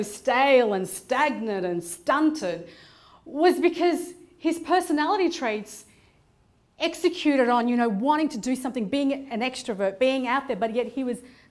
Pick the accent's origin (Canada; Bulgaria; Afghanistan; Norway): Afghanistan; moved away; I'm originally from Afghanistan